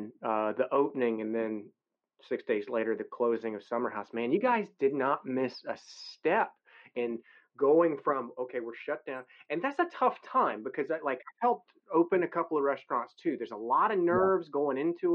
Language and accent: English; the South, United States; moved away as an adult; I grew up in the South